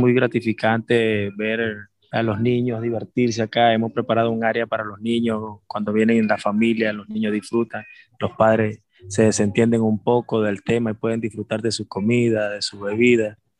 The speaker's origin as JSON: {"language": "Spanish", "town": "Maracaibo", "region": "Zulia", "country": "Venezuela", "also_born_or_lived": "Nicaragua", "moved": "yes", "lives_now": "Granada, Nicaragua", "said": "soy de Venezuela, Maracaibo específicamente, Estado Zulia. Tengo ya varios años por acá, por Nicaragua"}